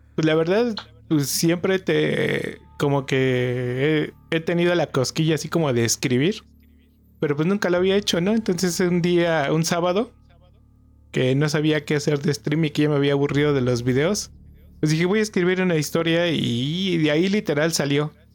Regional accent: Toluca, State of Mexico, Mexico; yo soy de acá de Toluca

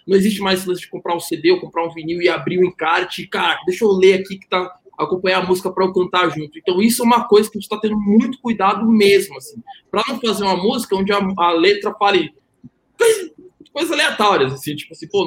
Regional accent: Salvador, Bahia, Brazil; Eu sou de Salvador, né?

